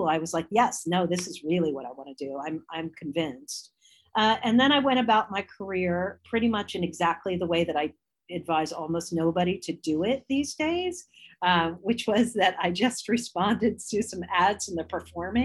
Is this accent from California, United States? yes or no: no; suburbs of Washington, D.C., Maryland, United States; moved away as an adult; also born or lived in Chicago, Illinois / Wisconsin; now in Florida, United States; I grew up in Maryland, in the suburbs of Washington, D.C.